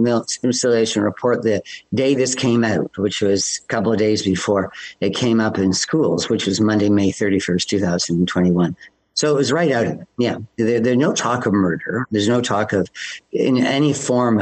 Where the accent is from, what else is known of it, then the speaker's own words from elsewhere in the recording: Toronto, Ontario, Canada; I'm from Toronto.